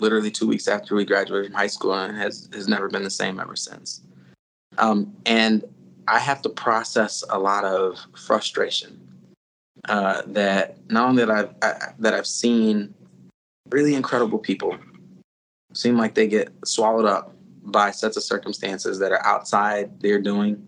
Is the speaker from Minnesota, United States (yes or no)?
yes; St. Paul, Minnesota, United States; I grew up here in St. Paul, and I grew up around some just incredibly brilliant people